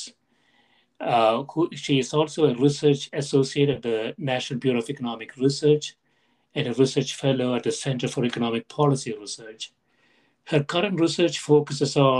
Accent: India; moved away; I grew up in India, and my parents still live there

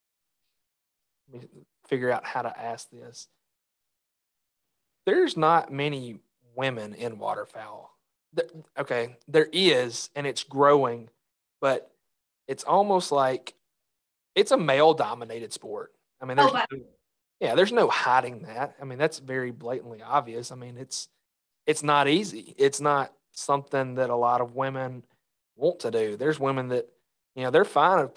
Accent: Mississippi, United States; also born or lived in Arkansas; growing up in Mississippi

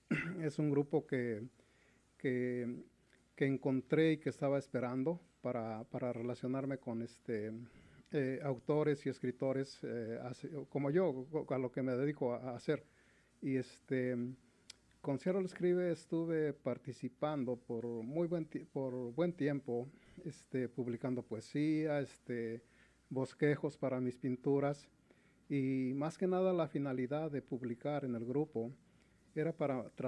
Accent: Mexico City, Mexico; yo soy originario de la Ciudad de México, sí en, en, una colonia que está dentro de la delegación Benito Juárez, pero toda mi infancia y, y adolescencia la pasé en una colonia de Izta

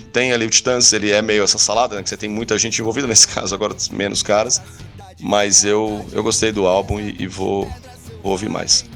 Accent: São Paulo, Brazil; da minha, da minha terra natal

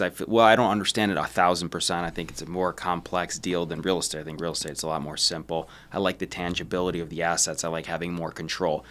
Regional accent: Detroit, Michigan, United States; I'm from Detroit

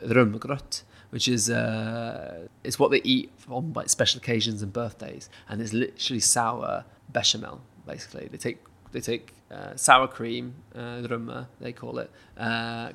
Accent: United Kingdom; as a British person

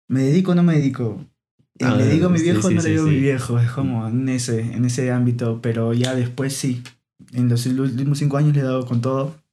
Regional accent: Lima, Peru; Sí, toda mi vida nací en, estuve viviendo en Lima.

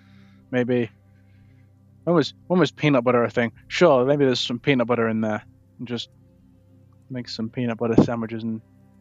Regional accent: England, United Kingdom; We're English. Pants.

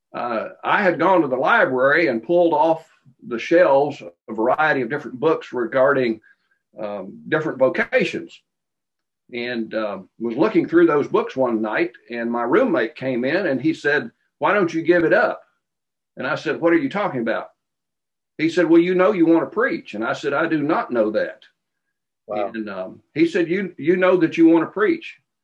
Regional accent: Glasgow, Kentucky, United States; I was born in Glasgow, Kentucky, and um, I obeyed the gospel um, in a little congregation called Bearwallow, which was north of Glasgow, uh, when I was 12 years old

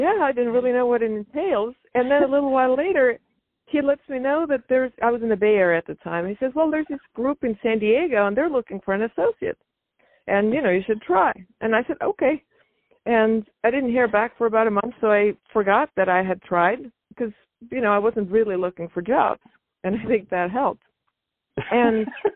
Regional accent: Estonia; moved away as an adult; now in United States; I grew up in Estonia, and it was a Soviet-occupied country back over in northeastern Europe

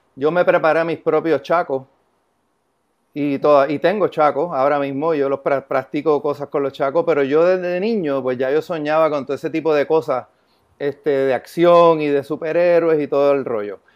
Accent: San Lorenzo, Puerto Rico; yo soy de San Lorenzo, Puerto Rico

